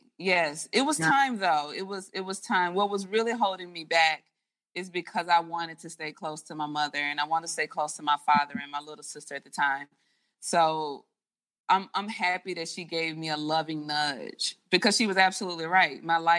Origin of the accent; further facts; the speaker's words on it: Mississippi, United States; the Boys and Girls Club was new in my hometown in Mississippi.